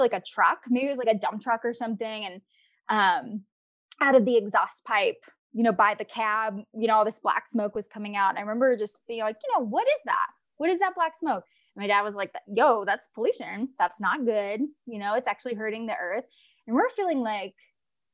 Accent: northeastern Mississippi, United States; now in Colorado, United States; I'm also from a port city in northeastern Mississippi.

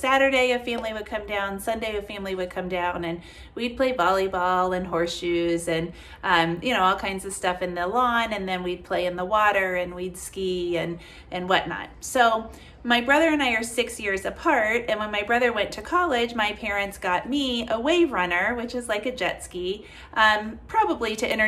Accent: Kentucky, United States; So I grew up here in Kentucky, where my office is, where my house is.

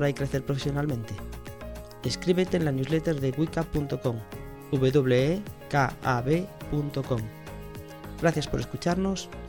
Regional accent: Galicia, Spain; Además, siendo gallegos, no hay excusa.

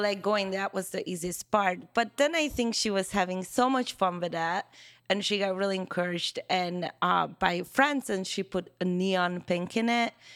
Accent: Hungary; first language Hungarian; English is a second language; now in United States; Hungarian. Yeah. Yeah, so, which is my first language.

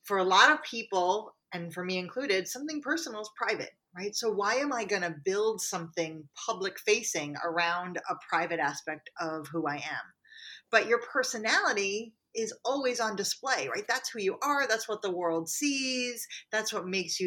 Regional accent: New York, United States; we're both from New York

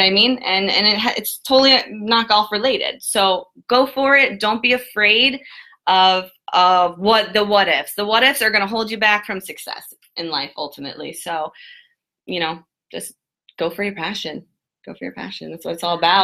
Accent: Jupiter, Florida, United States; I grew up in Jupiter, Florida, my whole entire life

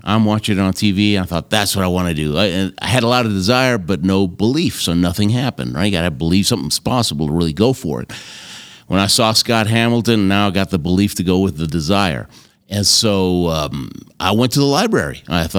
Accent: Argentina; born there; And I happened to tell him that I was born in Argentina.

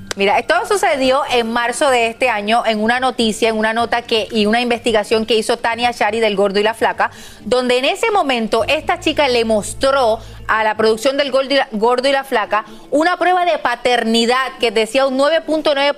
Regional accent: Puerto Rico

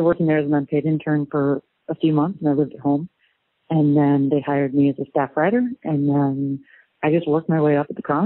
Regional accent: San Francisco, California, United States; I'm a local kid. I grew up in San Francisco.

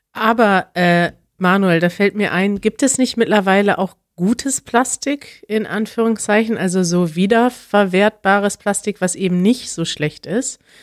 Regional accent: Germany; In meiner Kindheit gab es in Deutschland

